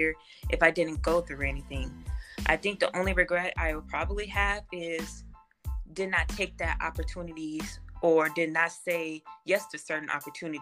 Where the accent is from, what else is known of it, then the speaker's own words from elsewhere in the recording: Gary, Indiana, United States; moved away as an adult; now in Indianapolis, United States; growing up in Gary, you know, I was predominantly Black.